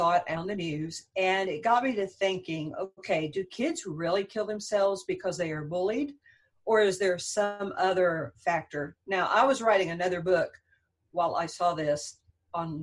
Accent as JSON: {"language": "English", "town": "San Antonio", "region": "Texas", "country": "United States", "said": "I'm from San Antonio, Texas"}